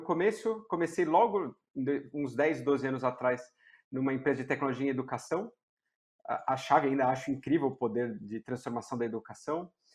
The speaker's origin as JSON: {"language": "Portuguese", "region": "São Paulo", "country": "Brazil", "tie": "born or raised there", "said": "Sou de São Paulo, né? Nasci e criado em, em São Paulo"}